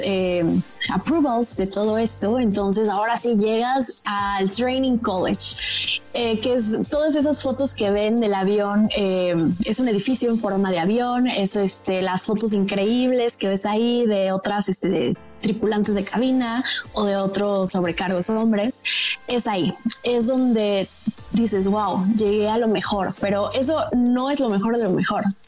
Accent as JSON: {"language": "Spanish", "country": "Mexico", "also_born_or_lived": "Dubai", "moved": "as an adult", "said": "la aerolínea bandera de mi país, está México"}